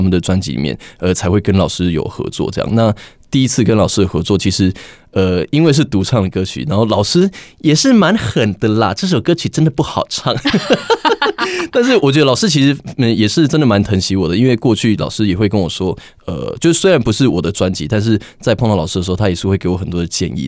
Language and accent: Chinese; Taiwan; 其实我们台湾人民非常可爱，也非常的团结